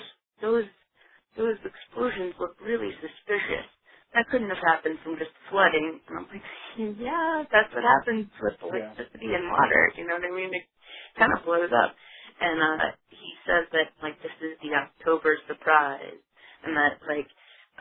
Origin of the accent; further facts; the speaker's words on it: New York, United States; moved away; I'm actually a New Yorker